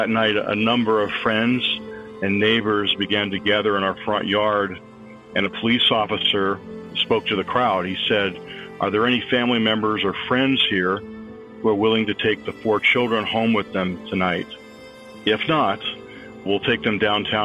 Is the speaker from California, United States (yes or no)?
yes; San Francisco Bay Area, California, United States; now in Springfield, United States; I grew up in the San Francisco Bay Area